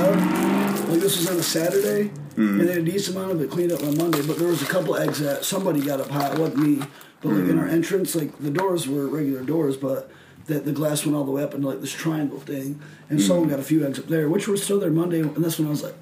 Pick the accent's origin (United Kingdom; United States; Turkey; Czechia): United States; Gladwin, Michigan; moved away; a kid growing up in Michigan